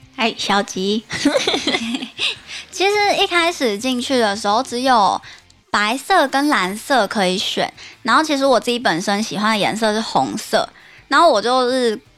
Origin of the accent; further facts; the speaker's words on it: Tainan, Taiwan; 我本身是台南人的关系